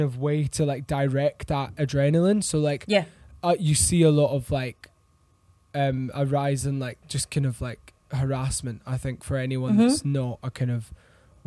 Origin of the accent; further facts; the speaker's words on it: Scotland, United Kingdom; now in London, United Kingdom; I was actually Scottish